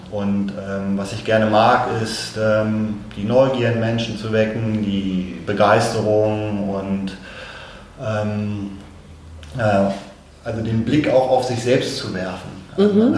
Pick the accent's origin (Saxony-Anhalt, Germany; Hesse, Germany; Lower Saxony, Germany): Lower Saxony, Germany; Hanover; Hannoveraner, {S1} 51 Jahre alt